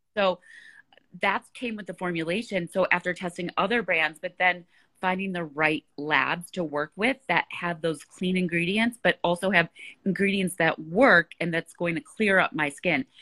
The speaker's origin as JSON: {"language": "English", "town": "Chicago", "region": "Illinois", "country": "United States", "tie": "born or raised there", "moved": "yes", "said": "And you're in Chicago, my hometown"}